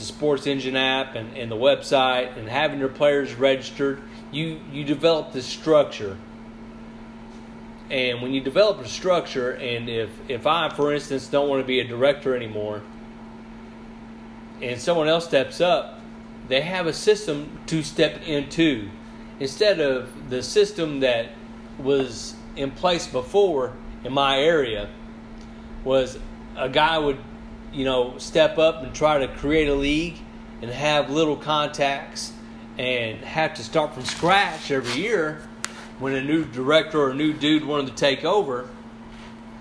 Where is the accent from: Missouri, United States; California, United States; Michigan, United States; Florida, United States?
Missouri, United States; Sikeston; also born or lived in Mississippi County, Missouri; I'm from Scott County, from the Sykeson area